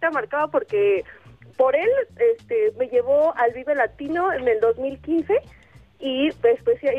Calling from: Coacalco, State of Mexico, Mexico; De Coacalco, Estado de México.

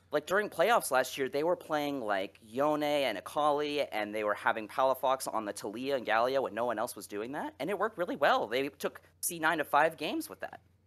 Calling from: Phoenix, Arizona, United States; I'm calling from Phoenix, Arizona

